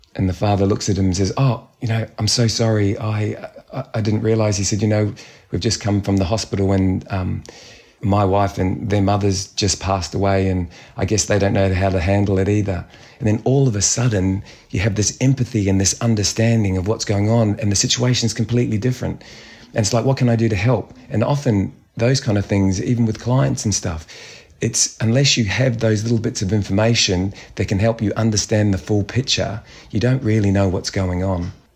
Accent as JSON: {"language": "English", "country": "New Zealand", "said": "being Kiwi"}